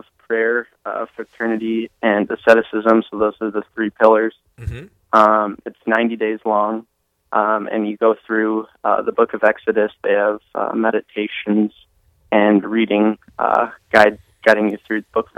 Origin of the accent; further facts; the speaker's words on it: Inver Grove Heights, Minnesota, United States; moved away as an adult; now in Fargo, United States; I'm from Invergrove Heights, but currently I'm going to school up at NDSU in Fargo